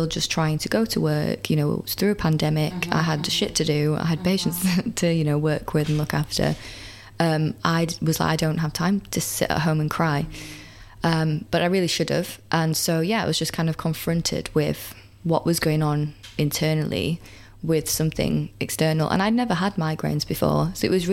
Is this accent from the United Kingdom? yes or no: yes; United Kingdom; I'm British